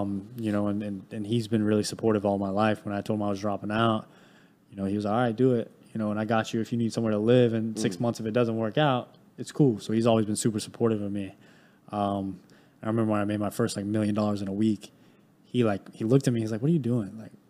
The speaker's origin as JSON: {"language": "English", "town": "High Point", "region": "North Carolina", "country": "United States", "tie": "born or raised there", "said": "Yeah, so I grew up in High Point, North Carolina. It's a very small, well, not small town, but it's a very low income area."}